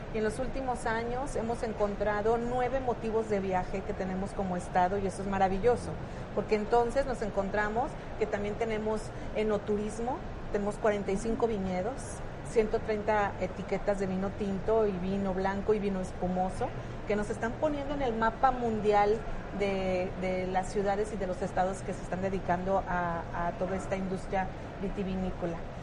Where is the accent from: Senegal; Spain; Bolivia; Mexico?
Mexico; como decimos los mexicanos